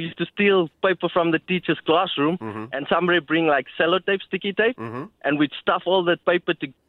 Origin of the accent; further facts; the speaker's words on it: South Africa; now in Ipswich, Australia; I grew up in South Africa